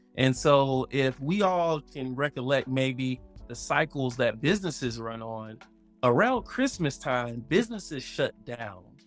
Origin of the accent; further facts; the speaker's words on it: Miami, Florida, United States; also born or lived in Tallahassee, Florida; I'm from Miami, Florida